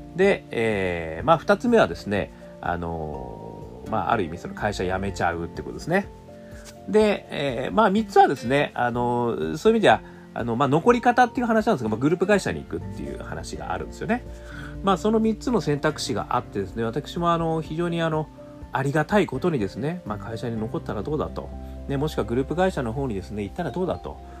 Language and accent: Japanese; Hokkaido, Japan; 私、北海道大学出身で、北海道出身